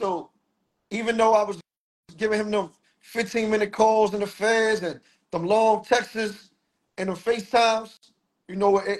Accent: New York City, New York, United States; I'm from the Bronx

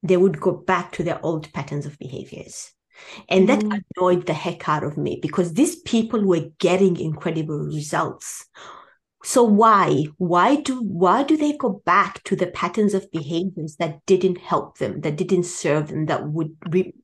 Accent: Tanzania; moved away as an adult; I was born in Tanzania

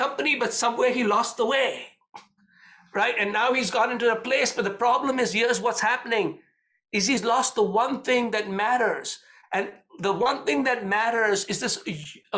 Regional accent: India; when I grew up in India

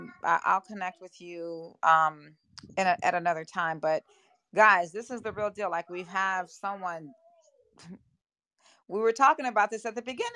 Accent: Jamaica; I'm Jamaican as well.

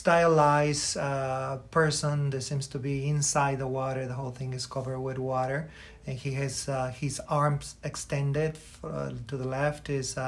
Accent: Michoacán, Mexico; now in Chicago, United States; growing up, for example, in my hometown in the state of Michoacán

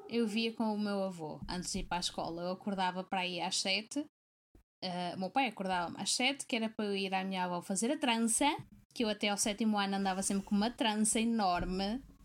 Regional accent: Porto, Norte, Portugal; now in Braga, Portugal; Volto à base, que é no Porto, que foi onde eu, fui cresci, eh, onde eu cresci e, e fui criada

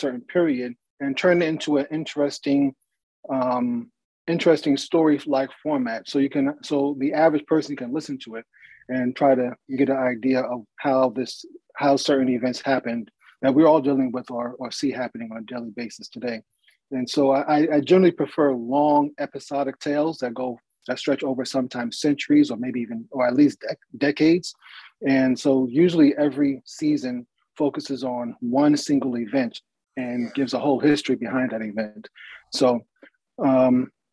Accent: New York City, New York, United States; moved away; I'm originally from New York City. My wife and I were both raised in New York City

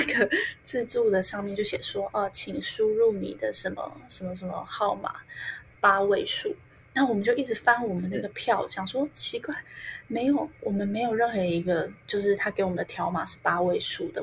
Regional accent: Taiwan; moved away as an adult; also born or lived in Vietnam; 我们台湾人一般吃到的就是拿来包那个春卷

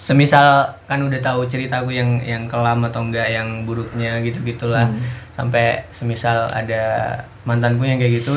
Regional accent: East Java, Indonesia; itu ini loh ini loh ini loh sebagai orang Madura

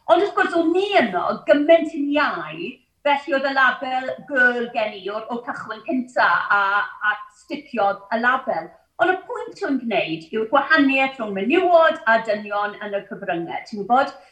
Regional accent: Neath, Wales, United Kingdom; Welsh is a second language; So, is i i ysgol Gymraeg Castell Nedd, um, pan yn bedair mlwydd oed yn dwt bach, Heb air o Gymraeg.

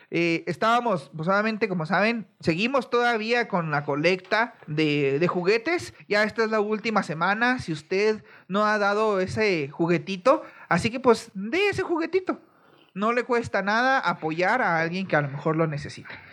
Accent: Mexico; cómo somos los mexicanos

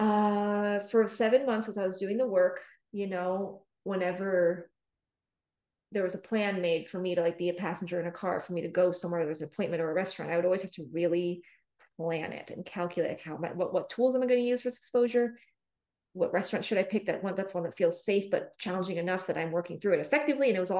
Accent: San Francisco, California, United States; also born or lived in Los Angeles, California; I'm from the Bay Area. I'm from San Francisco in California. And when I was 20, I moved to Los Angeles

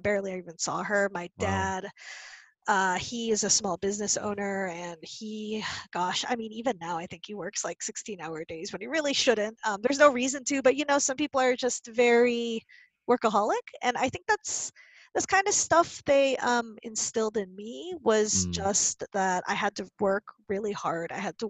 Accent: Indianapolis, Indiana, United States; I grew up in Indianapolis, Indiana, in the 80s. And, you know, people find it hard to believe that I'm Filipino-American.

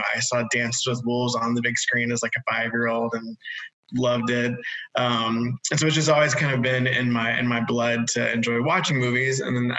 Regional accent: Atlanta, Georgia, United States; So I was born and raised in Atlanta, way before it became the kind of mecca for filming that it is now.

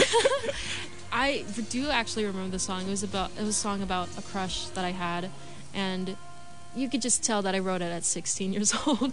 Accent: Maryland, United States; moved away as an adult; now in Los Angeles, United States; move away from my hometown in Maryland

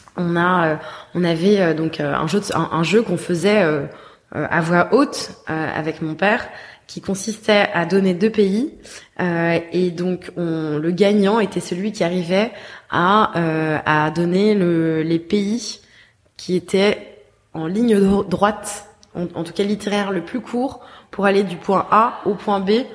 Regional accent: Paris, Île-de-France, France; moved away; also born or lived in Bordeaux; je suis née j'ai grandi à Paris mais j'ai ensuite vécu 10 ans à Bordeaux

